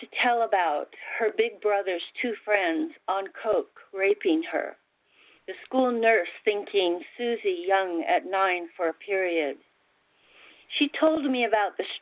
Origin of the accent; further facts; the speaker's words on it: Salt Lake City, Utah, United States; I grew up in Salt Lake City with a very religious Mormon family, and very poor